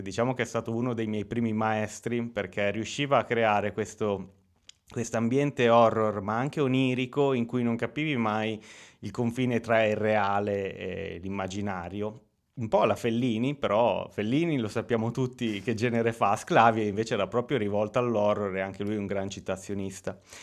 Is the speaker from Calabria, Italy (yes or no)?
no; Lugo, Emilia-Romagna, Italy; also born or lived in Bagnacavallo; io sono nato qui a Lugo eh, nel 1989